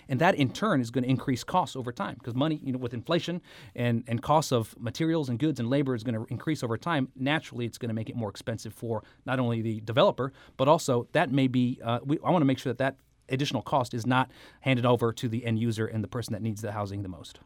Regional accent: Kansas City, Missouri, United States; moved away as an adult; now in St. Louis, United States; I grew up in Kansas City

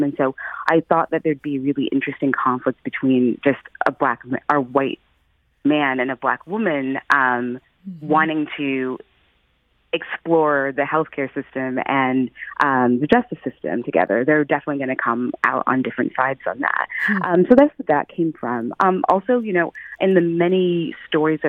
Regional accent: St. Louis, Missouri, United States; now in Philadelphia, United States; I'm originally from St. Louis. I grew up there.

